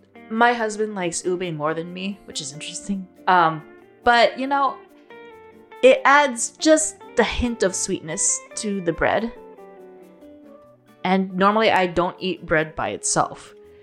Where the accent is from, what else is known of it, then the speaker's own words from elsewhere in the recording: Philippines; now in Burnsville, United States; I'm a Filipino and I love my rice